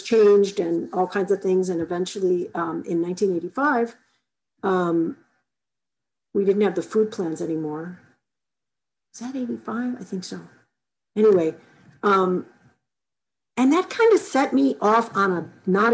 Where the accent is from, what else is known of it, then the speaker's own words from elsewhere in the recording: Chicago, Illinois, United States; I grew up in Chicago